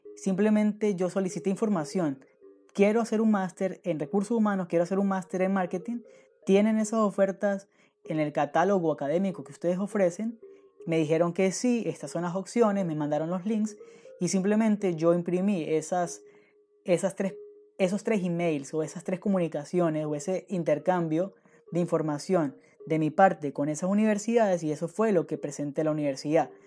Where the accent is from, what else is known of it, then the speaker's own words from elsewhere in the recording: San Cristóbal, Táchira, Venezuela; moved away as an adult; also born or lived in Caracas, Venezuela; now in Germany; Yo no soy de Caracas, soy de San Cristóbal, pero residía y trabajaba en Caracas